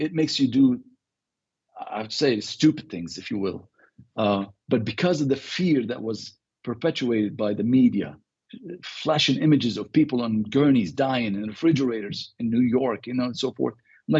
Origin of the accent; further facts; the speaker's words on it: Beirut, Beirut Governorate, Lebanon; now in United States; Well, I was born in the Lebanon. {S0} Right. {S9} So I grew up in Beirut. And left in 1984.